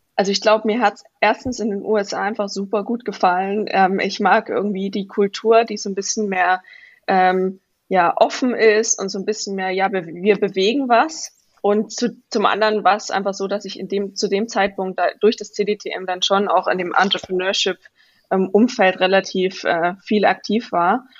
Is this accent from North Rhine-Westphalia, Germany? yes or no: no; Vogtland, Saxony, Germany; moved away as an adult; now in Stanford, United States; ich bin im Vogtland in Sachsen aufgewachsen